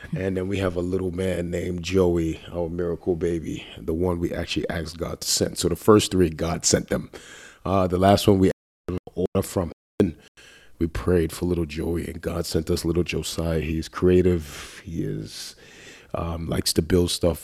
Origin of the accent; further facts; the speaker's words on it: New York City, New York, United States; moved away as an adult; also born or lived in North Carolina / Columbus, Ohio; now in Atlanta, United States; we grew up together in Queens, New York, ran the streets together